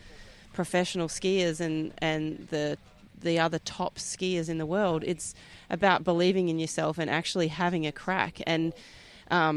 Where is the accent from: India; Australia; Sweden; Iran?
Australia; Perth, Western Australia; I'm from Perth, Western Australia. I'm the only Western Australian woman to ever ski at the Masters